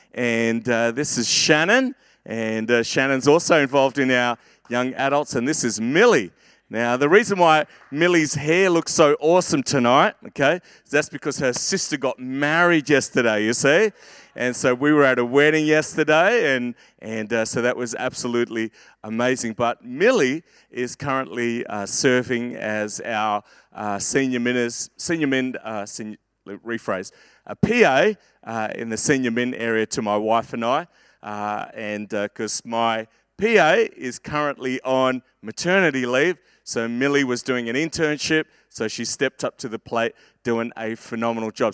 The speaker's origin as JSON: {"language": "English", "town": "Perth", "region": "Western Australia", "country": "Australia", "tie": "born or raised there", "said": "growing up in Perth"}